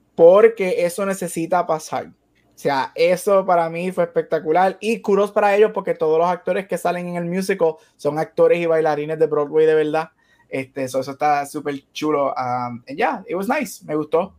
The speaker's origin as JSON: {"language": "Spanish", "country": "Puerto Rico", "moved": "yes", "lives_now": "Arizona, United States", "said": "no soy lo suficientemente puertorriqueño"}